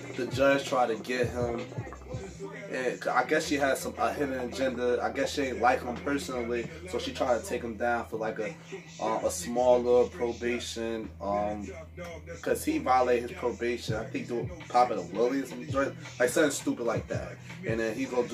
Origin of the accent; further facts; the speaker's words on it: North New Jersey, United States; I was born and raised in North New Jersey